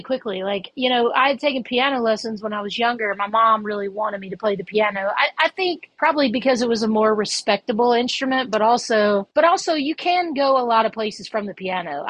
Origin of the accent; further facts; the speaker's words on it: Hernando, Mississippi, United States; also born or lived in Memphis, Tennessee; I grew up in Hernando, Mississippi, which is about 15, 20 miles south of Memphis.